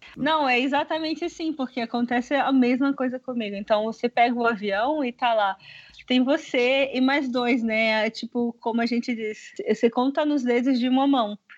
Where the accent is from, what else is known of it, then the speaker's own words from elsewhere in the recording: Salvador, Bahia, Brazil; also born or lived in Paris; eu sou de Salvador